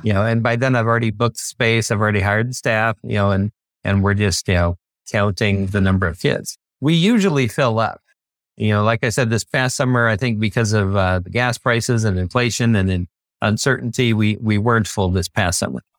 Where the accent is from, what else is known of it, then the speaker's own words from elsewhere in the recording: Bay Area, California, United States; I grew up in the Bay Area